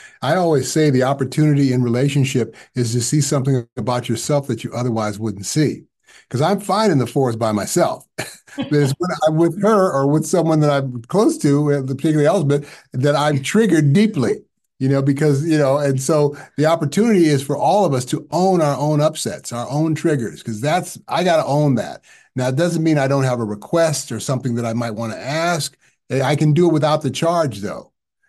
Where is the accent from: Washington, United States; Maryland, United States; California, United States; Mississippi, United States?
California, United States; now in Chicago, United States; And I came all the way from California to Chicago, had no idea, single at the time.